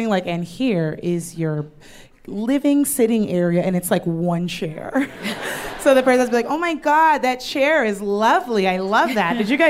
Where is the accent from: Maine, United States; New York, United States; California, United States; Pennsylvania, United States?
California, United States; Southern; I grew up in Southern California.